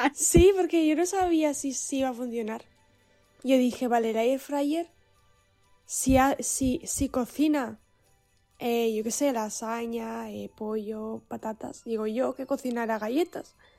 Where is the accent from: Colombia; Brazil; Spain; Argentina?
Spain; Basque Country; el San Blas es solo de el área donde, de donde yo soy. No es todo el País Vasco